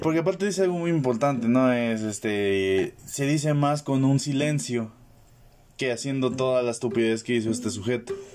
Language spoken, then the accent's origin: Spanish; La Paz, Baja California Sur, Mexico; yo soy de La Paz